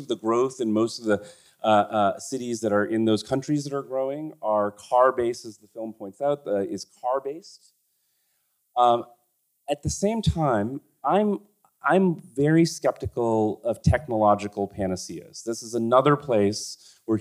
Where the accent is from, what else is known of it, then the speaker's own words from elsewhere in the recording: Kolkata, West Bengal, India; now in New York City, United States; I've lived mainly in New York City. I was born in Calcutta